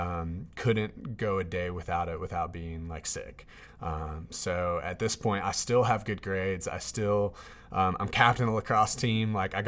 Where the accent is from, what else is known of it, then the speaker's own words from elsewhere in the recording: Durham, North Carolina, United States; I grew up in Durham, North Carolina. My dad is a pastor. My mom was a social worker at that time.